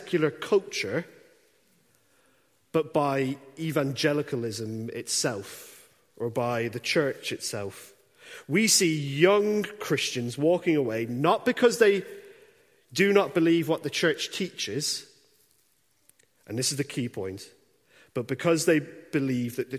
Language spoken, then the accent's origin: English; Ireland; now in Dundee, United Kingdom; I grew up in the Republic of Ireland.